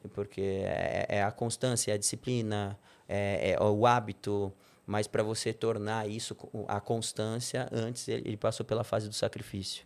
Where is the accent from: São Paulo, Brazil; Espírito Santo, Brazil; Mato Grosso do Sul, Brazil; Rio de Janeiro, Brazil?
São Paulo, Brazil; Nasci na Avenida Paulista, sou bem paulista